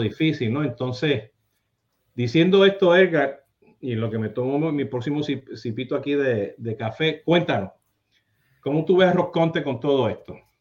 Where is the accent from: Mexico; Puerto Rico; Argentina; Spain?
Puerto Rico; moved away; cuando ya salí de Puerto Rico